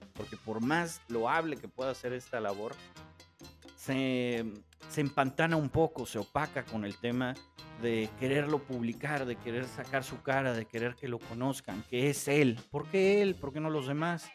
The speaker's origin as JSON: {"language": "Spanish", "country": "Mexico", "said": "como mexicanos"}